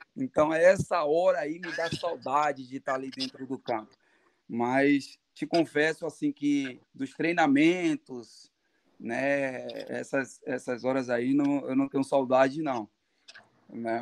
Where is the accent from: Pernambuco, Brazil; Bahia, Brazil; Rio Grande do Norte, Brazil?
Bahia, Brazil; Salvador; moved away; also born or lived in Uruguay / Caxias do Sul; eu sou baiano. Salvador